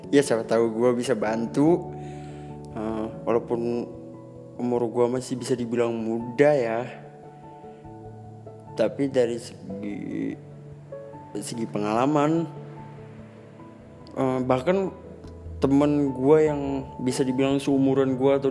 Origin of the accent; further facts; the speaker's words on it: Banjarmasin, South Kalimantan, Indonesia; gara-gara gue kerja jauh kan aslinya gue orang Banjarmasin nah di Banjarmasin itu ada teman gue